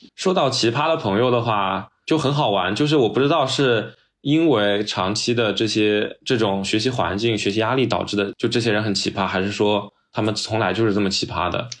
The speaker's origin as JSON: {"language": "Chinese", "country": "China", "moved": "as an adult", "lives_now": "Australia", "said": "我们中国人，就很难跟他们有共同语言"}